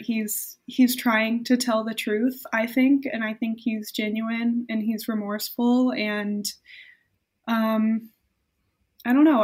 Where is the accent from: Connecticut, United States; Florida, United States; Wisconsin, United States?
Florida, United States; I was born in Florida